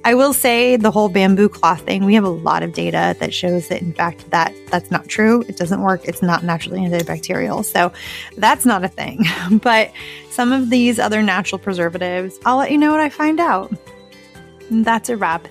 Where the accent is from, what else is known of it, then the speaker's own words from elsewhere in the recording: Arizona, United States; I grew up in Arizona.